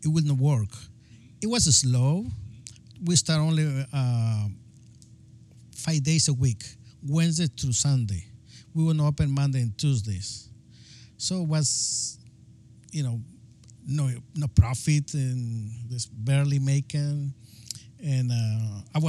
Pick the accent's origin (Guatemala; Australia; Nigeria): Guatemala; English is a second language; moved away as an adult; now in Marin County, United States; I'm from Guatemala